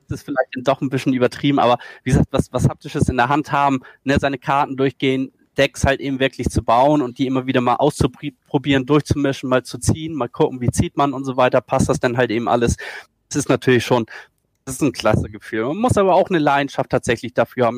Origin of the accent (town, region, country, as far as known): Schleswig-Holstein, Germany; also born or lived in Hamburg